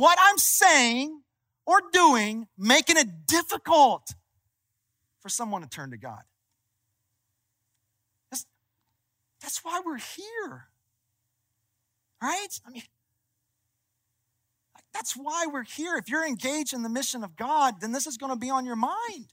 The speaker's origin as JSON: {"language": "English", "region": "Kentucky", "country": "United States", "said": "I'm from Kentucky"}